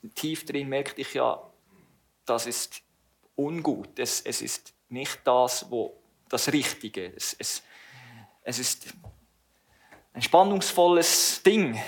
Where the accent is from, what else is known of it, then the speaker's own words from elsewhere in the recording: Langenthal, Bern, Switzerland; ich wurde in Langenthal geboren und habe dort auch den größten Teil meiner Teenager- und jungen Erwachsenenjahre verbracht